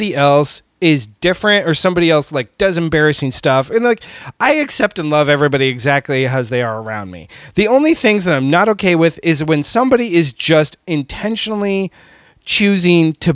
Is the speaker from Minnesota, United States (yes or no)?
no; California, United States; now in Houston, United States; I come from California. I'm not part of the Southern culture